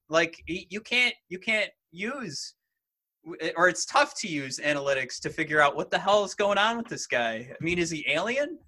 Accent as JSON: {"language": "English", "town": "Detroit", "region": "Michigan", "country": "United States", "said": "me coming from Detroit"}